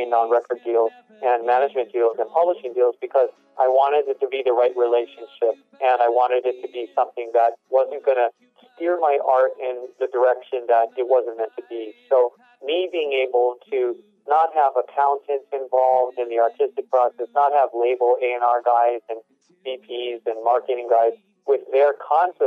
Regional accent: Hawaii, United States; I'm from Hawaii

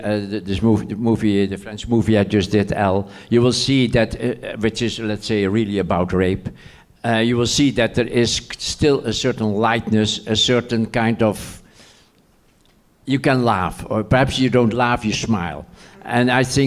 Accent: The Hague, South Holland, Netherlands; I lived in The Hague

